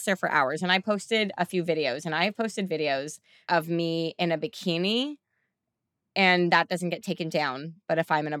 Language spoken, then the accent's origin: English; Canada; we're Canadian